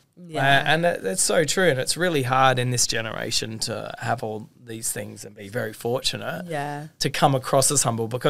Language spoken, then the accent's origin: English; Australia; I'm from Australia.